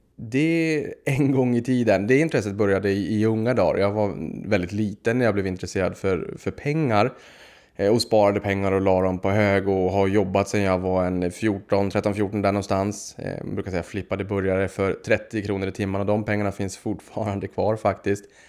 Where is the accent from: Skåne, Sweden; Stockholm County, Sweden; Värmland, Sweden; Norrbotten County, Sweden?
Norrbotten County, Sweden; Boden; Jag kommer från Boden uppe i Norrbotten